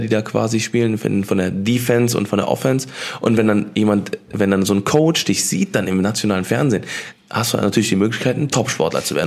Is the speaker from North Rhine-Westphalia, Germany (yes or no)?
yes; Cologne, North Rhine-Westphalia, Germany; hier bei uns in Köln